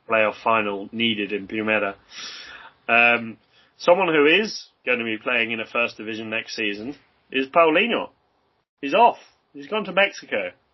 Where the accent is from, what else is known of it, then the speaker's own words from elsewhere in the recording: England, United Kingdom; As an English football fan, uh, originally from from you know a young age